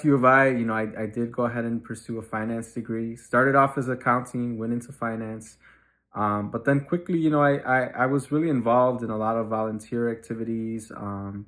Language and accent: English; Chicago, Illinois, United States; I grew up on Chicago's Southwest Side, specifically in the Little Village community until I was in third grade.